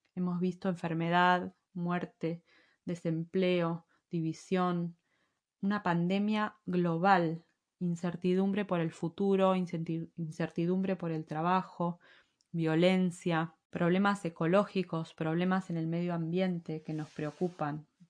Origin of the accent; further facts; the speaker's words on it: Argentina; moved away as an adult; also born or lived in Madrid, Spain; now in Spain; si alguna vez volvemos a Argentina a vivir